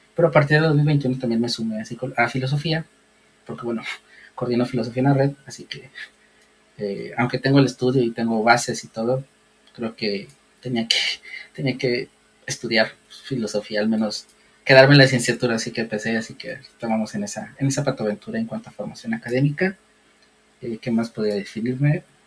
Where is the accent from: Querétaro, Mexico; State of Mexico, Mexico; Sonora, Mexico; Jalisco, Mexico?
Jalisco, Mexico; Guadalajara; yo vivo en Guadalajara, pero no nací en Guadalajara, yo vivo desde los tres años aquí, pero yo siempre he dicho que soy tapatío